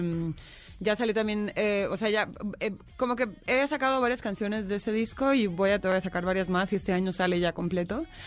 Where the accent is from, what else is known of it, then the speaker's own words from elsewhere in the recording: Tijuana, Baja California, Mexico; moved away; also born or lived in Mexico City; soy de Tijuana y había vivido lejos de mi ciudad viviendo aquí en el DF, pero nunca había vivido lejos de México.